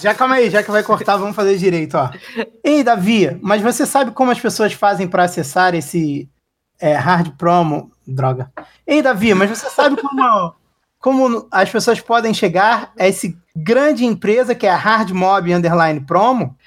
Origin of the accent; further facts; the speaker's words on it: Rio de Janeiro, Brazil; eu sou do Rio